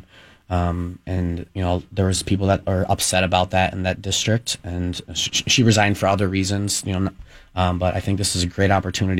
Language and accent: English; Bloomington, Minnesota, United States; I'm from Bloomington.